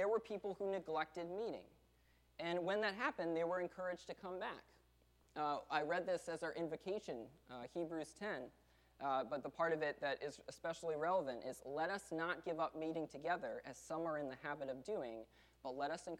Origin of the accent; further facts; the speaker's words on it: the South, United States; we're from the South